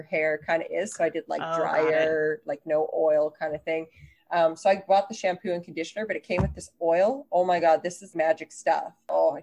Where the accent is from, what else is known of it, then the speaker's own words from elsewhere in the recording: Canada; I'm Canadian